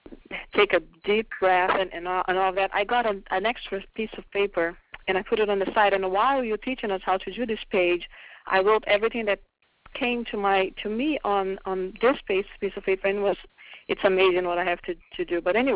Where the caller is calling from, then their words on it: California, United States; I'm calling from California.